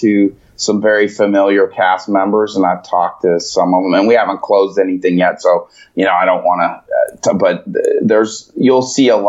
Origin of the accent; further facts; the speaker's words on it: Chicago, Illinois, United States; I was born in Chicago